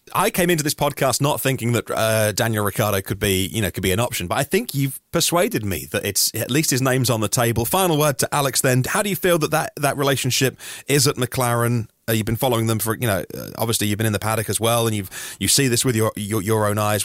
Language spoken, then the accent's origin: English; United Kingdom; British people working in the British press